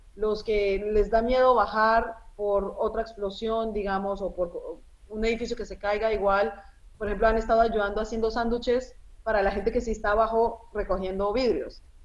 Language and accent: Spanish; Colombia; Spanish is a second language; moved away as an adult; now in Beirut, Lebanon; yo soy libanesa. Eh, a los 10 años eh, me fui a vivir a Colombia y allá crecí.